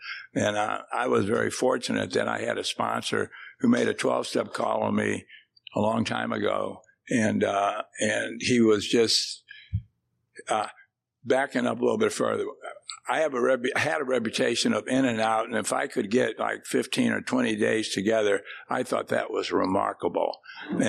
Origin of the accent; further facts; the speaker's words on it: St. Louis, Missouri, United States; moved away as an adult; now in Texas, United States; I grew up in St. Louis, so I kind of burned that city down and then moved down here